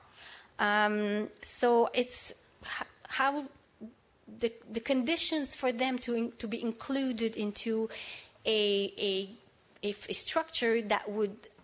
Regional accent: Canada; I'm Canadian

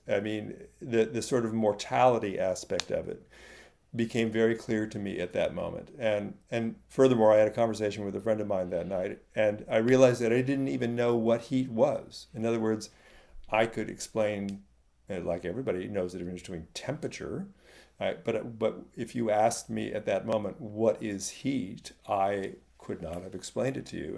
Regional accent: Silicon Valley, California, United States; I grew up in California in the middle of Silicon Valley

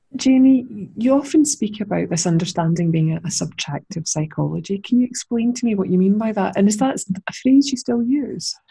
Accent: Scotland, United Kingdom; accent: Scottish; my lovely Scottish accent

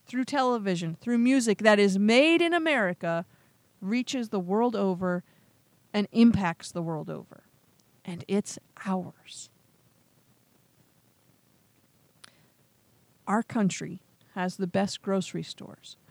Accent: United States; I love being an American.

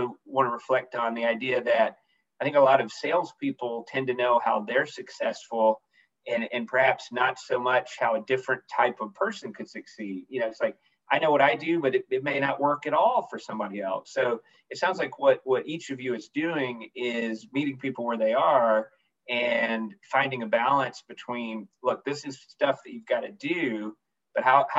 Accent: the South, United States; now in California, United States; I grew up in the South

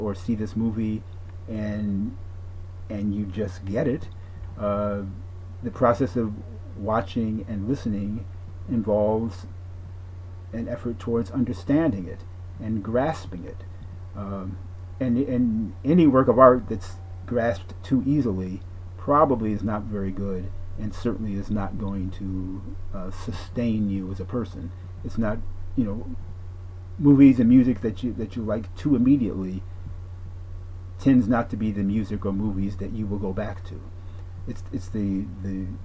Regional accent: Detroit, Michigan, United States; Black American, born and raised in Detroit, Michigan, also known as Motown

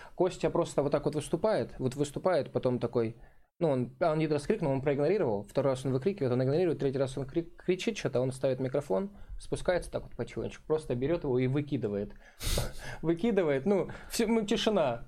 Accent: Krasnodar, Krasnodar Krai, Russia; «Клуб миллионеров» был у нас там какой-то в Краснодаре

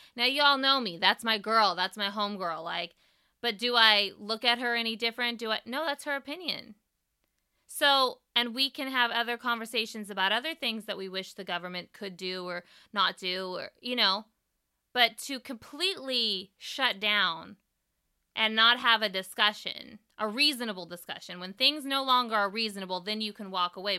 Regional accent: East Bay, California, United States; right over the Bay Bridge from where I grew up

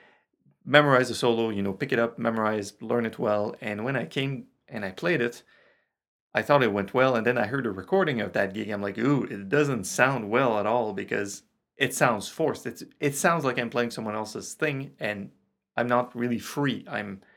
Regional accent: Quebec, Canada; first language French; English is a second language; I'm Francophone, you hear that, I'm from Quebec, I'm from Canada

